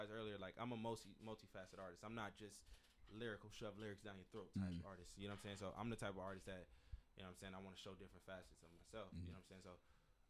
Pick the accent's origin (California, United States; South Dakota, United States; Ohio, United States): California, United States; Pasadena; I'm from Pasadena. So when you lose somebody that close, immediately dark thoughts happen.